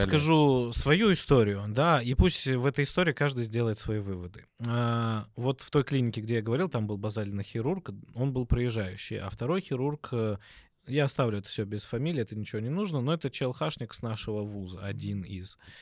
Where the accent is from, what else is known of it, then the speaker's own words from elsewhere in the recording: Obninsk, Kaluga Oblast, Russia; moved away; also born or lived in Tbilisi, Georgia / Kyiv, Ukraine / Dedovsk, Moscow Oblast; родился сам в Тбилиси, потом э, э, из-за событий в стране родителям пришлось оттуда уехать. Уехали ненадолго в Киев, прожили там до трех лет, и вот ну, до моих трех лет. Mm-hmm. Потом родители переехали в город Обнинск.